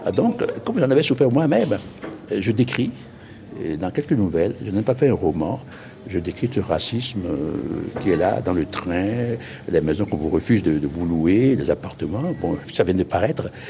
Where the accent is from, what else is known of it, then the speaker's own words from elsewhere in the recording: Ouidah, Atlantique, Benin; moved away as an adult; also born or lived in Normandy, France; dans mon pays, dans ma ville natale, Glehoué, c'est-à-dire Ouida